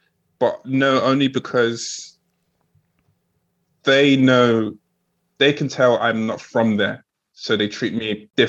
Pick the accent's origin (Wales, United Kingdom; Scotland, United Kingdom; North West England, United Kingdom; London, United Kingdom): London, United Kingdom; also born or lived in Nigeria; I was born here in London, England, but, you know, it's deep rooted, you know, Africa and Nigeria, where I'm from, is deep rooted in me. That will always be, it's the motherland and it's always going to be home for me.